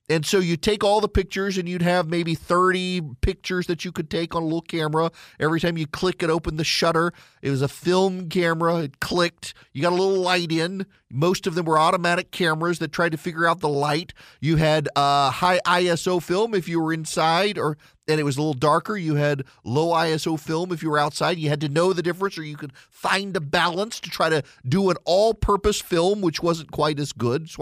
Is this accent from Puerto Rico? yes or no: no; Dubai, United Arab Emirates; When I was a kid, I grew up in Dubai, and you couldn't get to Eastern Europe couldn't get to Israel either.